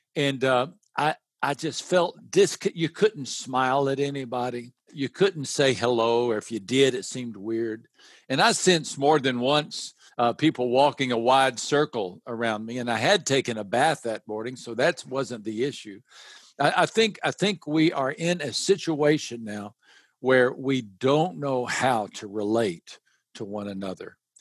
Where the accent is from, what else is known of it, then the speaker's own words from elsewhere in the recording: West Texas, United States; I grew up in West Texas